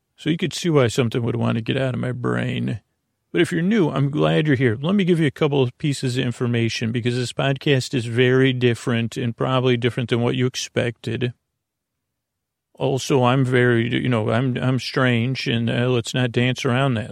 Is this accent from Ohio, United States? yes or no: no; Long Island, New York, United States; accent: Long Island; my Long Island accent